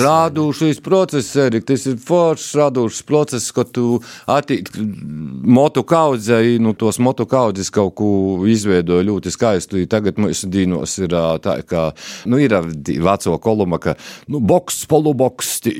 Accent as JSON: {"language": "Latvian", "region": "Latgale", "country": "Latvia", "tie": "born or raised there", "said": "tā ir mana dzimtenē"}